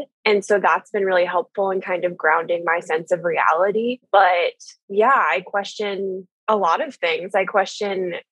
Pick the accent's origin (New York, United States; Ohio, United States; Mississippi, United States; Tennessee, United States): Ohio, United States; Columbus; I am from Columbus, Ohio, and have lived here my whole life.